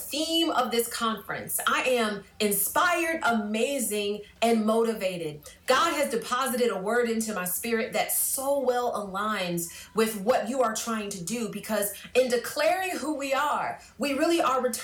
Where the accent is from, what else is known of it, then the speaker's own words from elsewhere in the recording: Jacksonville, Florida, United States; now in Gainesville, United States; I grew up in Jacksonville, Florida